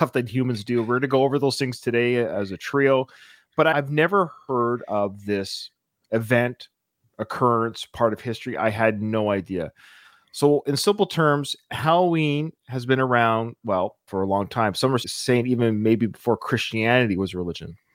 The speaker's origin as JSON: {"language": "English", "area": "Pacific Northwest", "region": "British Columbia", "country": "Canada", "tie": "born or raised there", "said": "I was born and raised in the Pacific Northwest for you Americans, like right above Seattle."}